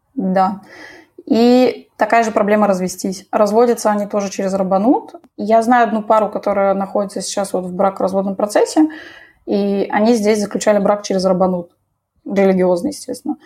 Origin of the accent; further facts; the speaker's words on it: Moscow, Russia; moved away as an adult; now in Israel; Я родилась в Москве, там всю жизнь жила